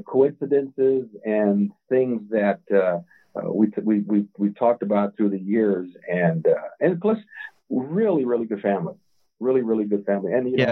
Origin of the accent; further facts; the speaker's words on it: Montebello, California, United States; Well, I knew your grandfather because he was a neighbor of ours when we grew up in Montebello.